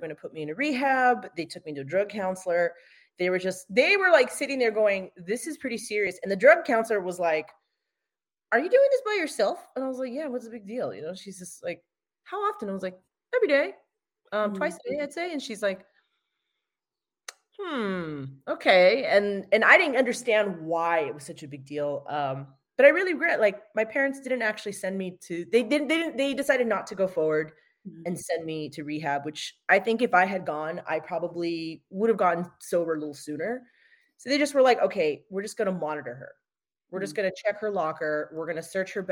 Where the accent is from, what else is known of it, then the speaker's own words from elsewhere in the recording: United States; I'm American